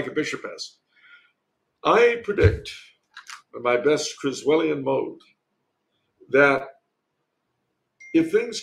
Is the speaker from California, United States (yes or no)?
yes; California, United States; as a Californian